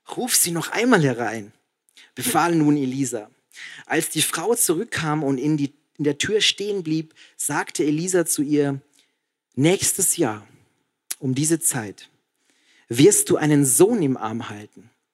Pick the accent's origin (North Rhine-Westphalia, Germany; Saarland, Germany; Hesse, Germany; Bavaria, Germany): Bavaria, Germany; Passau; ich war in Passau in meiner Heimat